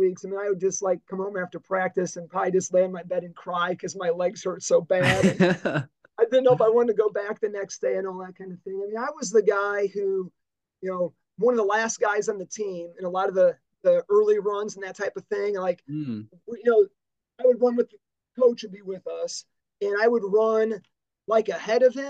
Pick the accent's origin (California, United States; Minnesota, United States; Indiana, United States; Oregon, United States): Indiana, United States; Dyer; I grew up in Dyer on the north side of the Lake Central kind of boundary lines